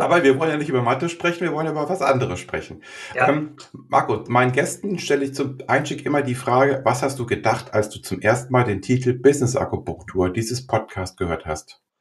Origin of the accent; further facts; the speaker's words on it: Göttingen, Lower Saxony, Germany; in meiner Heimat Göttingen